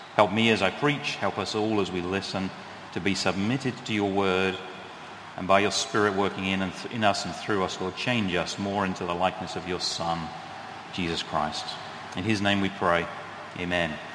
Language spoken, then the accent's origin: English; United Kingdom; now in New England, United States; I am British